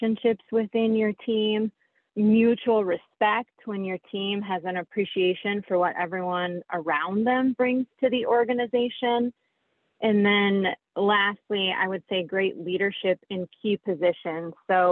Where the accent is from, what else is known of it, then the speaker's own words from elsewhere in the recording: Michigan, United States; also born or lived in Nebraska; now in New Lenox, United States; I grew up in Michigan